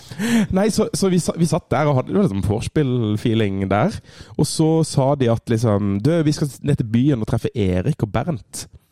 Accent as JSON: {"language": "Norwegian", "town": "Kristiansand", "region": "Agder", "country": "Norway", "moved": "yes", "said": "Jeg var hjemme i Kristiansand"}